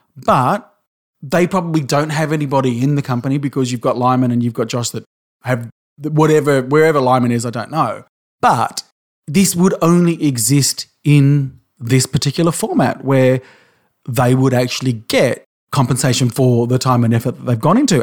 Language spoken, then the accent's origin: English; Australia